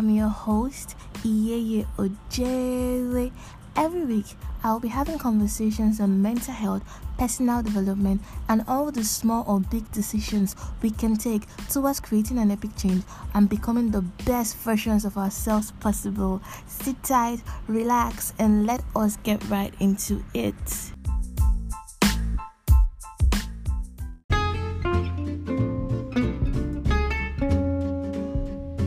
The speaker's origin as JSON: {"language": "English", "country": "Nigeria", "also_born_or_lived": "Lagos, Nigeria", "said": "I am a Nigerian living and currently recording in Lagos, Nigeria"}